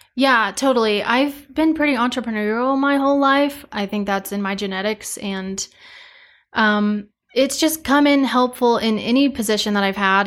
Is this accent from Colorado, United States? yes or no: yes; Cheyenne Wells, Colorado, United States; moved away as an adult; also born or lived in Kit Carson, Colorado; I am from Eastern Colorado, a little town called Cheyenne Wells, um, but I went to school in Kit Carson, so about thirty miles west.